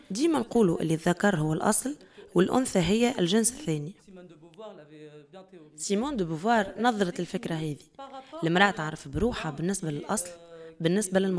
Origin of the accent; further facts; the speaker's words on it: Tunisia; رغم كوني تونسية